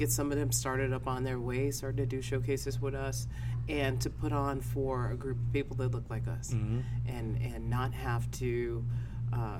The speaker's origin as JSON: {"language": "English", "town": "Maywood", "region": "Illinois", "country": "United States", "tie": "born or raised there", "also_born_or_lived": "Aurora, Illinois / Lake Forest, Illinois / Chicago, Illinois", "said": "I'm born and raised in Maywood"}